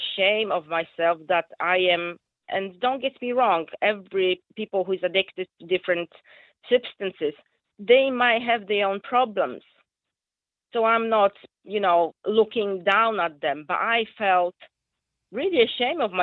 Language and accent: English; Poland; English is a second language; moved away as an adult; now in Rossendale, United Kingdom; as you can hear from my accent, I'm not, you know, English is my second language. I'm Polish.